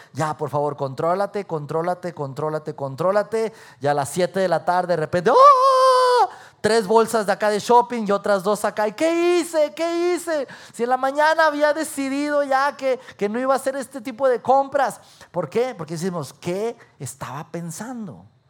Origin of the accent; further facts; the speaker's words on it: Durango, Mexico; moved away as an adult; also born or lived in Mexico City; now in Saltillo, Mexico; Yo había salido de mi ciudad natal, de Durango